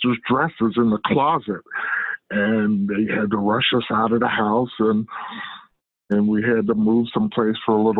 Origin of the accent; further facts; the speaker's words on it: Rensselaer, New York, United States; also born or lived in Phoenix, Arizona; now in Albany, United States; I grew up mostly at 1519 First Street, Rensselaer, New York.